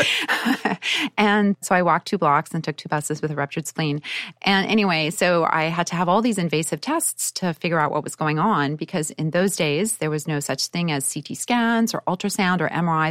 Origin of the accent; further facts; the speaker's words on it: Winnipeg, Manitoba, Canada; I grew up in Canada in Winnipeg